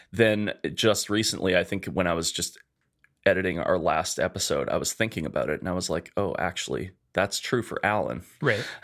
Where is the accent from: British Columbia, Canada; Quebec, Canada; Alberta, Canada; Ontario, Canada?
Alberta, Canada; Edmonton; born or raised there